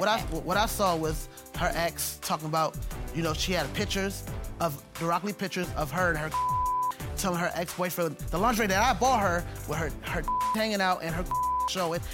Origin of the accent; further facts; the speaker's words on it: Jamaica; I'm Jamaican